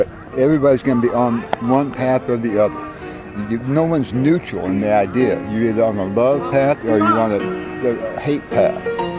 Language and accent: English; Hawaii, United States; I'm Hawaiian. It's all set in nature, huh? It's different than America.